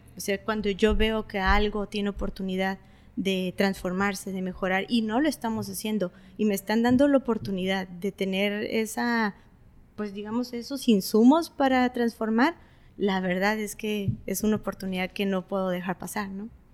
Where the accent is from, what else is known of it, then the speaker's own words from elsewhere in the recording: Tijuana, Baja California, Mexico; also born or lived in Tecate, Mexico; nací en Tecate. Sí, esa parte es donde yo nací en Tecate, pero estamos a 45 minutos y realmente tengo 20, más de 25 años viviendo en Tijuana. Yo me considero tijuanense.